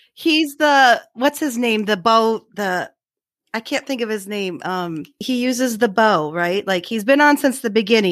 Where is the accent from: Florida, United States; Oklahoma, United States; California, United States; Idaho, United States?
Idaho, United States; we're from Idaho